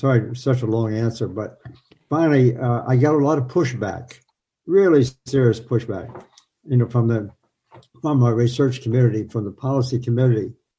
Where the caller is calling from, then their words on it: New York, United States; In New York State.